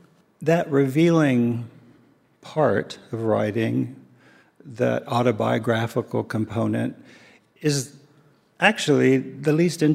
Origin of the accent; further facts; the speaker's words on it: Japan; born there; I was born in Japan, and this was the first time back.